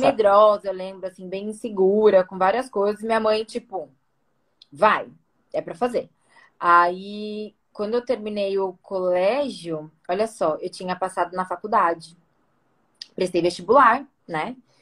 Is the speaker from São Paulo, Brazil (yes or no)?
yes; São Paulo, Brazil; eu sou daqui de São Paulo. Nasci Zona então Oeste. É. aqui, cresci aqui, me formei aqui